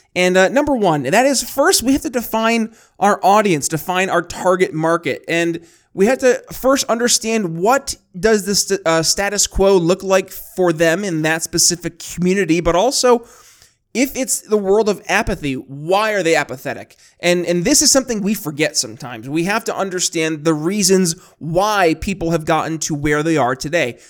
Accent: New York, United States; growing up in New York State

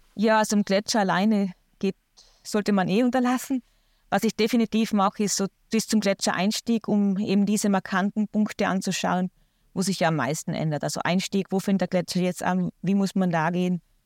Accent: Austria; bei uns in Österreich

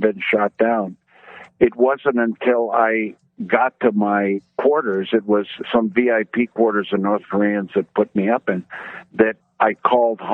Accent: Mexico; moved away; also born or lived in New Mexico; I was brought up in Mexico, a Mexican mother, an American father. My mother would speak to me in Spanish. My father would speak to me in English.

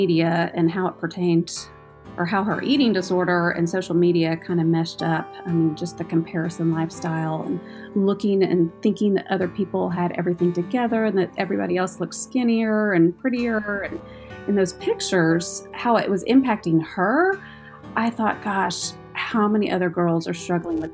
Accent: Houston, Texas, United States; moved away as an adult; now in Oklahoma, United States; I grew up in Houston, Texas. I was a Texan my whole life until I moved to Oklahoma about 8 years ago

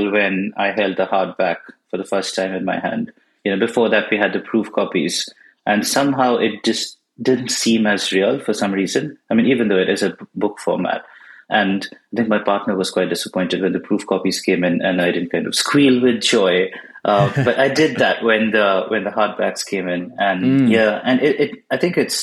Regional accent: Bangalore, Karnataka, India; first language Bengali; English is a second language; I grew up in India and I was born in Bangalore, which is in southern India

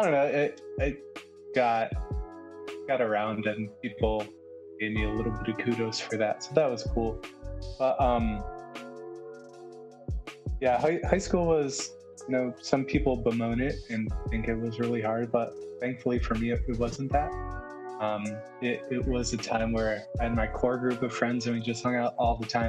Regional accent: Michigan, United States; moved away; I'm from Michigan originally

